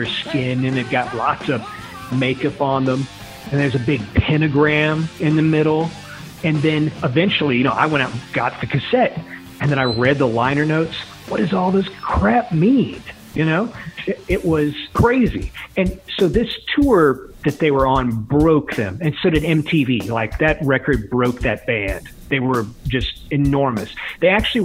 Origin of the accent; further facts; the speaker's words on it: the South, United States; growing up in the South in the 1980s